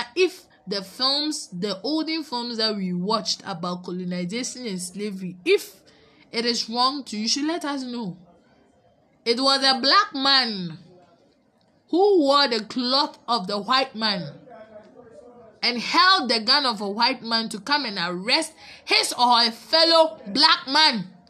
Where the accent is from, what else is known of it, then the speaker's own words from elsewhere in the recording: Ghana; and we are Ghanaian, so we are here